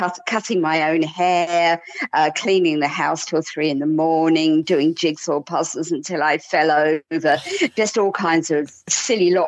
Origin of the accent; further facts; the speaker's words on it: near Southend, East of England, United Kingdom; moved away as an adult; also born or lived in Hollesley, Suffolk; now in Saxmundham, United Kingdom; We moved to Suffolk from a very, very busy town area near Southend where we'd lived all our lives.